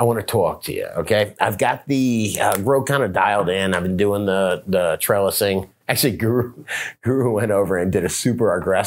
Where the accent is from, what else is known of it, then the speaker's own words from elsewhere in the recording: the South, United States; I'm from the South